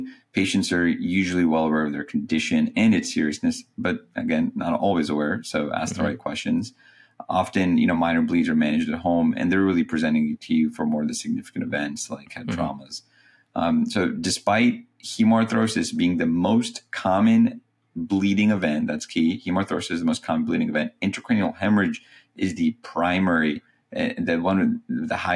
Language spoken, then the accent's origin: English; North Carolina, United States; I'm from North Carolina